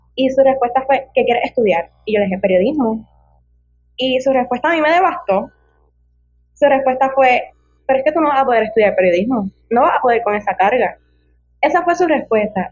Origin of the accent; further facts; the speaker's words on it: Ponce, Puerto Rico; yo tengo 23 años y soy natural del pueblo de La Quenepa, de Ponce